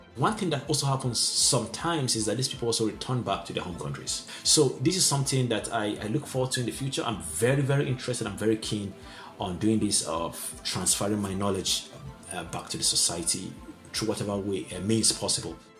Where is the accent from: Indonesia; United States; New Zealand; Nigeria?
Nigeria; Northern Nigeria; now in Jena, Germany; I'm from Nigeria. I was born in the northern part of Nigeria.